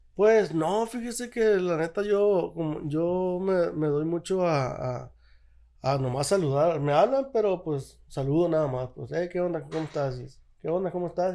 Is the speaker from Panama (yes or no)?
no; Guasave, Sinaloa, Mexico; soy yo de Guasave